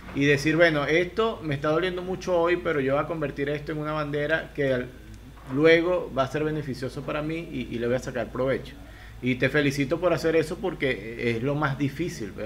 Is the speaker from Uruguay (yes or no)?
no; Venezuela; moved away as an adult; now in Ecuador; yo soy venezolano, pero actualmente vivo en Ecuador